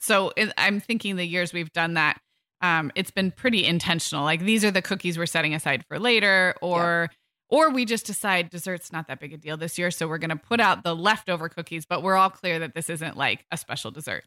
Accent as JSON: {"language": "English", "region": "California", "country": "United States", "tie": "born or raised there", "said": "growing up in kind of health food conscious California in the 80s and 90s"}